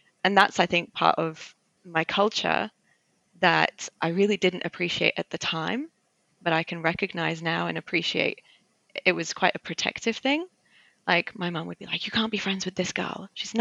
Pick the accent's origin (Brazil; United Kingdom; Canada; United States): United Kingdom; London; first language Armenian; English is a second language; I've grown up in London, and London is quite different to the rest of England